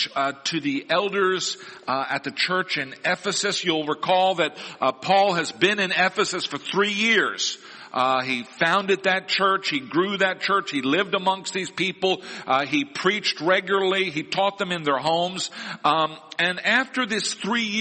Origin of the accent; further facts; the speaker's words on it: Missouri, United States; moved away; the family descended on my hometown in Missouri